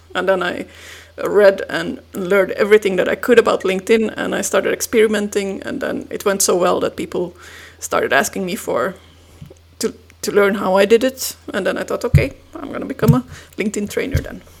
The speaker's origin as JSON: {"language": "English", "country": "Finland", "moved": "as an adult", "lives_now": "Belgium", "said": "I'm originally from Finland. I moved to Belgium about 13 years ago"}